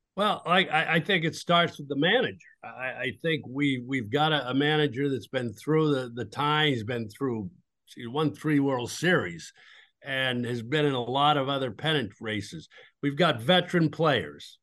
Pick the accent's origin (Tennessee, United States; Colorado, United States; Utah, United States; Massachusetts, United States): Massachusetts, United States; moved away as an adult; also born or lived in Texas; now in Dallas-Fort Worth Metroplex, United States; I'm from New England. I mean, I grew up in Massachusetts